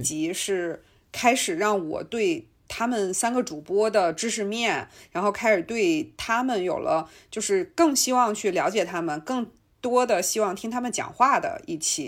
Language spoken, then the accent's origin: Chinese; China; 我们中国人吃的辣跟外国人吃的辣完全不是一回事儿